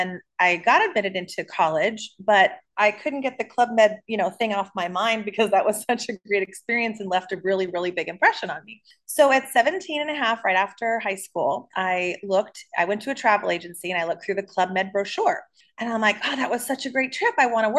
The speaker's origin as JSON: {"language": "English", "town": "Los Angeles", "region": "California", "country": "United States", "tie": "born or raised there", "said": "I'm born and raised in Los Angeles"}